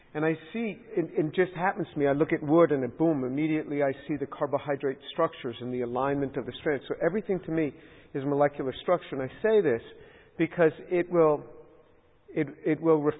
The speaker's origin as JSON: {"language": "English", "town": "New York City", "region": "New York", "country": "United States", "tie": "born or raised there", "said": "I grew up as a Jew and in New York City in a very secular family"}